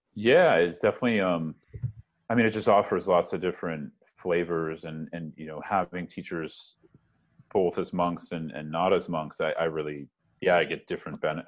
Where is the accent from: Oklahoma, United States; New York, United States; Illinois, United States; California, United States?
California, United States; San Francisco Bay Area; moved away as an adult; also born or lived in Berkeley, California / Boston; now in Brooklyn, United States; I grew up in the San Francisco Bay Area